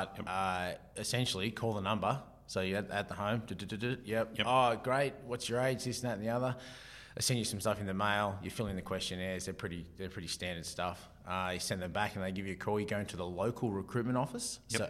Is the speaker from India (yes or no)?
no; Martinsville, New South Wales, Australia; moved away; I come from Martinsville, a bit of a rural community